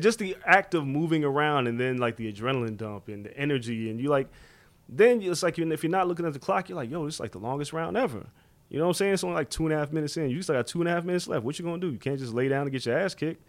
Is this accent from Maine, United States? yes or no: no; New York City, New York, United States; I grew up in Rockaway